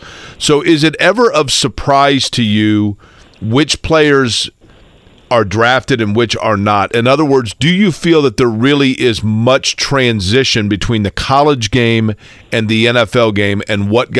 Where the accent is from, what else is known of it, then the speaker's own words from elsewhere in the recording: Indianapolis, Indiana, United States; Right here in Indy, baby.